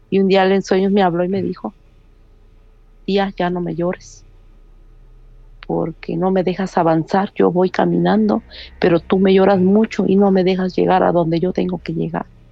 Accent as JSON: {"language": "Spanish", "region": "Veracruz", "country": "Mexico", "moved": "yes", "lives_now": "United States", "said": "yo soy de Veracruz."}